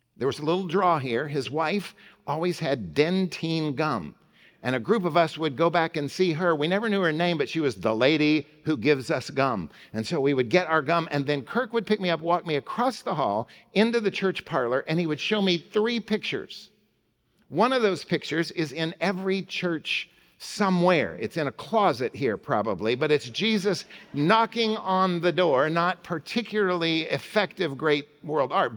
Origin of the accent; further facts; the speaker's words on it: Oklahoma City, Oklahoma, United States; Central Presbyterian, where I grew up in Oklahoma City.